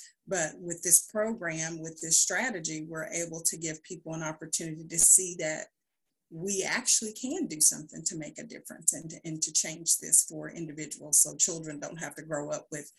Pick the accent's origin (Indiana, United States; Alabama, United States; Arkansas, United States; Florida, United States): Alabama, United States; Huntsville; I'm originally from Huntsville, Alabama. I'm the daughter of a teen mom.